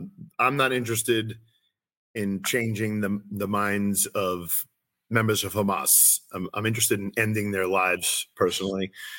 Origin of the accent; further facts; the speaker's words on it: United States; But I'm an American. I see myself as an American. I don't see myself as anything other than that.